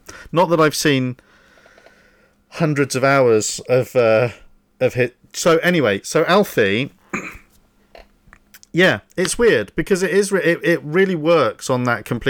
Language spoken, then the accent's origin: English; United Kingdom; but we're cheeky, aren't we? We're naughty British people.